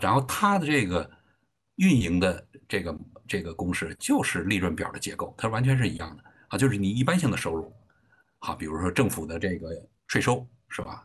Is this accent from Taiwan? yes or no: no; China; 我们中国人自己